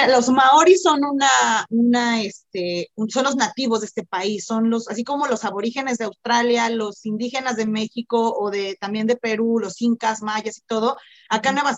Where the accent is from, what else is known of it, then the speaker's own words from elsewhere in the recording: Singapore; now in New Zealand; mi familia es de China y, yo soy de Singapur, etcétera, etcétera.